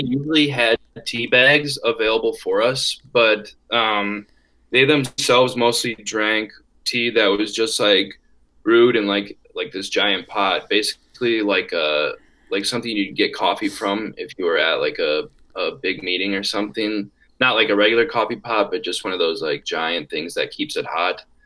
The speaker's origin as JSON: {"language": "English", "region": "Wisconsin", "country": "United States", "tie": "born or raised there", "said": "I am from Wisconsin. I am from about four hours north of the UW Madison campus, and my hometown is really small"}